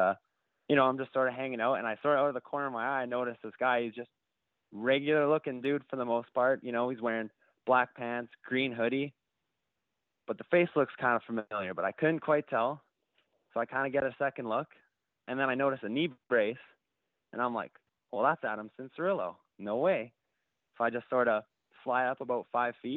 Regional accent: Canada; as a Canadian

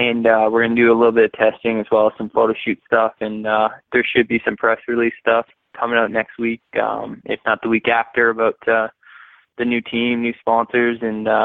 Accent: Canada; being a Canadian kid

